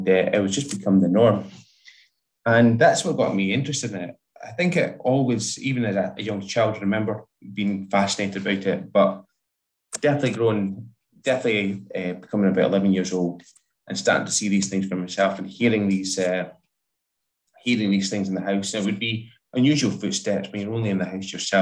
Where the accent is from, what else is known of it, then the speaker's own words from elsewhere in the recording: Dundee, Scotland, United Kingdom; now in West Lothian, United Kingdom; I'm originally from Dundee